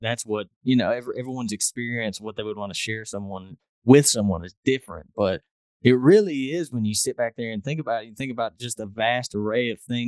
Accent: Mississippi, United States; I'm a Mississippi native

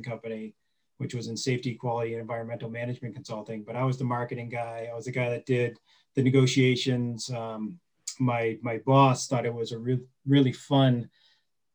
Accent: Wolfeboro, New Hampshire, United States; also born or lived in Portsmouth, New Hampshire; I'm from New Hampshire, but specifically Lake Winnipesaukee area. I'm in the Wolfboro side.

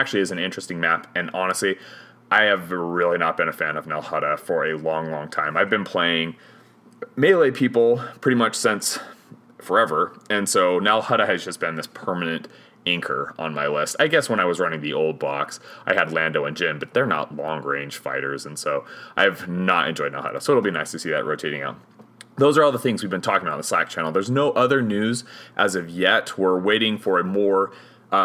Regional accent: Hoytsville, Utah, United States; I'm from Hoytsville, where pretty much everybody has a nickname

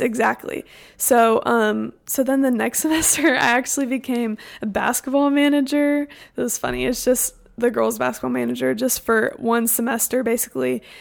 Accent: Houston, Texas, United States; I'm from Houston, Texas

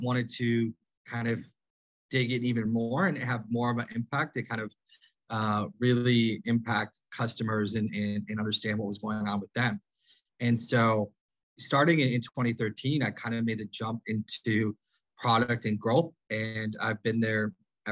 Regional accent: Midwest, United States; moved away as an adult; also born or lived in Stanford, California / New York / Silicon Valley / Bogotá, Colombia; I'm originally from the U.S. I grew up in the Midwest

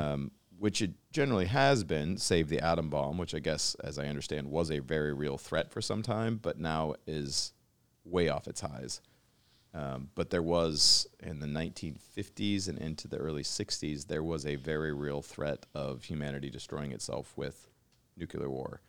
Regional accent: Pacific Northwest, United States; we grew up together in the Pacific Northwest and shared the same childhood

